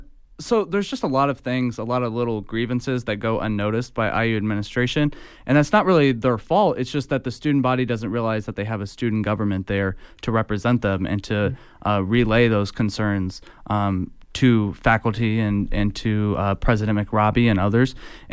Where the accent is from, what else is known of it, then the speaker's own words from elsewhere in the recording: Fort Wayne, Indiana, United States; So I'm from Northeast Indiana, Fort Wayne to be exact.